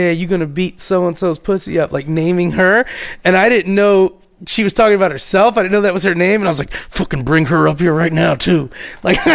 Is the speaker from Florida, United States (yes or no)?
yes; Miami, Florida, United States; from Miami, Florida.